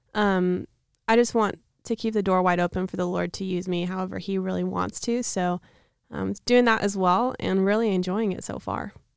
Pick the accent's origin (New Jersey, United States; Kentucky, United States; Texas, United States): Texas, United States; outside of Dallas; I'm from outside of Dallas, Texas